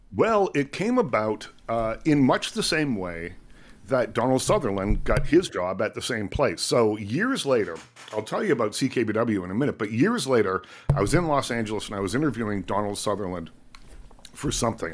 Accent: Liverpool, Nova Scotia, Canada; also born or lived in Bridgewater, Nova Scotia; I do remember growing up in Liverpool, though. We moved when I was quite young, grew up there, uh, from the time I was probably three or something like that.

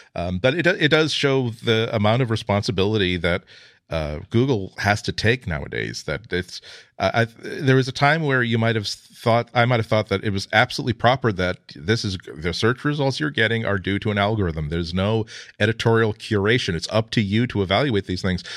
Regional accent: United States; I'm American

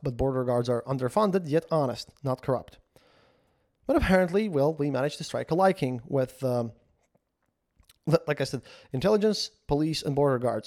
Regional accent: Latvia; I'm from Latvia

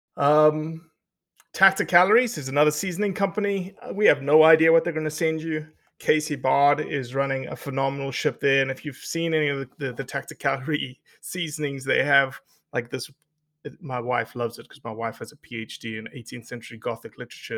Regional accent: South Africa; moved away; growing up in South Africa

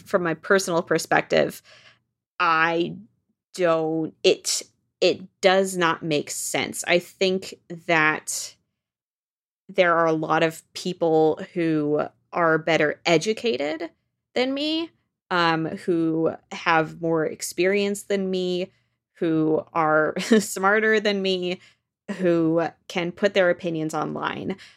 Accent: Washington, United States; moved away as an adult; also born or lived in France; now in New York, United States; we grew up in Washington State and then moved to France when I was fifteen and lived there for two years and then came back to Washington State, uh, where I continue to live until I moved to New York

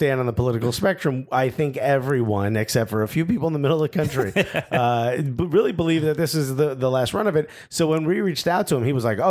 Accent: United States; And I think now what we've realized is that we're American soccer fans talking about soccer from an American perspective.

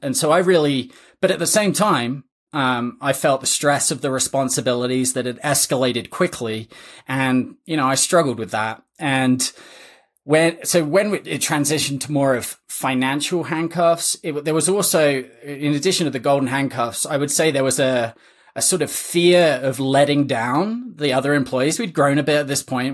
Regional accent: England, United Kingdom; moved away as an adult; now in United States; I'm originally from England, uh, came to play college tennis

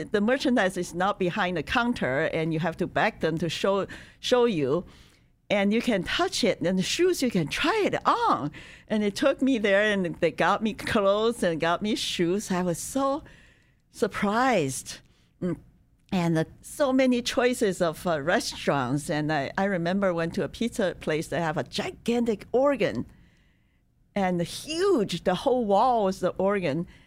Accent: China; moved away as an adult; now in United States; I was born in China in nineteen fifty-eight.

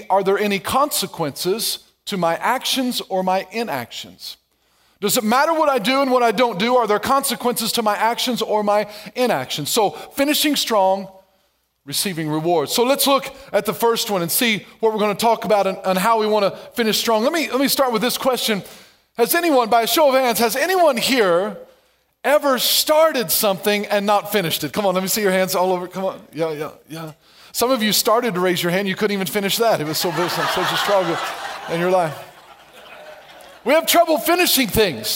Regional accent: Ellery, Illinois, United States; I was raised in Ellery, Illinois, not very far from Golden Gate, Illinois

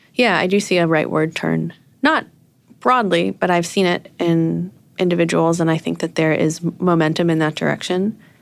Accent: New York, United States; moved away as an adult; now in San Francisco, United States; I'm from Brooklyn

